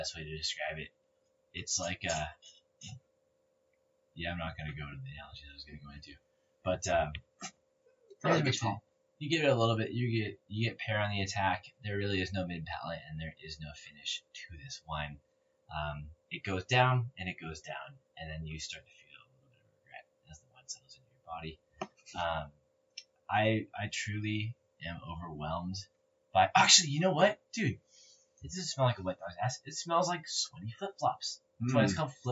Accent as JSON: {"language": "English", "region": "California", "country": "United States", "said": "we're from California"}